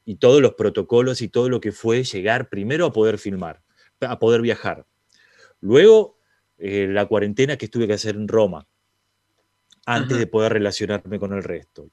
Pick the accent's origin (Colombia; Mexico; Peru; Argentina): Argentina; siendo argentino